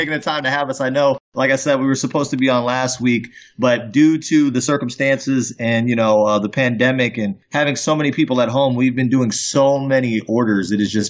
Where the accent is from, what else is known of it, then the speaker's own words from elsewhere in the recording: Fairbanks, Alaska, United States; I'm actually from Fairbanks. I wasn't born there, but I came up there when I was about 12 years old. I graduated out of high school there.